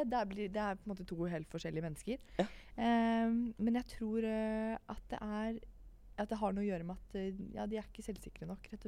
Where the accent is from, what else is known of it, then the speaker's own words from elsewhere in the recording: Alta, Finnmark, Norway; moved away as an adult; now in Trondheim, Norway; var hjemme i Alta